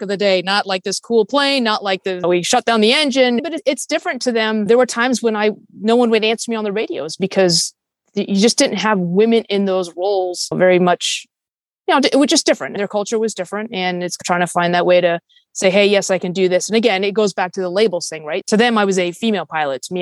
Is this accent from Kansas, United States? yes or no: no; Fairfax, Virginia, United States; moved away; I grew up in Northern Virginia